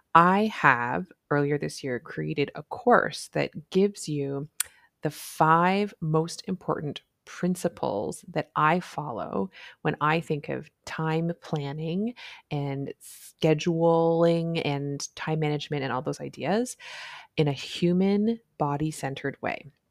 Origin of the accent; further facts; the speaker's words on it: Canada; I'm a Canadian family physician